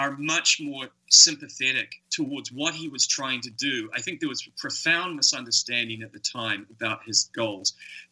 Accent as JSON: {"language": "English", "country": "New Zealand", "tie": "born or raised there", "said": "I grew up in New Zealand."}